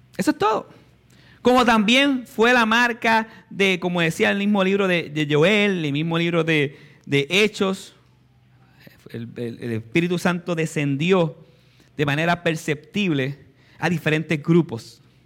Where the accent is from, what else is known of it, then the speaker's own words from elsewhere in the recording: Puerto Rico; nacimos en Puerto Rico